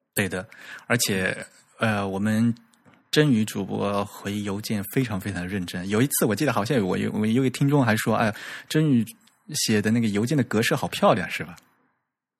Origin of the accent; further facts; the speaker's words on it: Fujian, China; accent: southern; 我是福建的